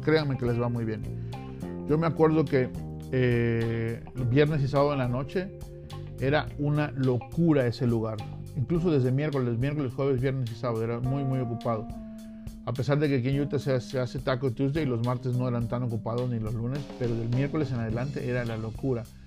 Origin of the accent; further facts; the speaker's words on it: Mexico; moved away; siendo mexicano